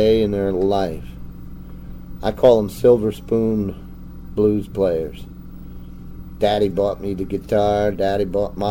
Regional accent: New Jersey, United States; moved away; also born or lived in Chicago; Yeah, I grew up in New Jersey

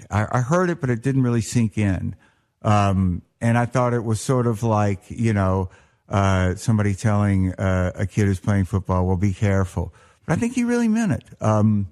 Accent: Mississippi, United States; moved away as an adult; also born or lived in New York; when I grew up in Mississippi, which is the 60s, early 70s

